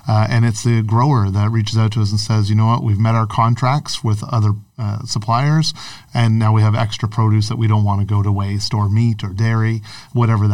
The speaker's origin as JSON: {"language": "English", "town": "Newmarket", "region": "Ontario", "country": "Canada", "tie": "born or raised there", "also_born_or_lived": "Sudbury / Richmond Hill", "lives_now": "Toronto, Canada", "said": "I grew up in Newmarket, went to school in Sudbury"}